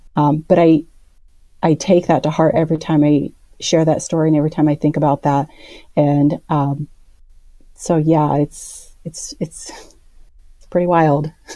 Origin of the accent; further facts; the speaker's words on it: Indianola, Iowa, United States; I grew up in Indianola, Iowa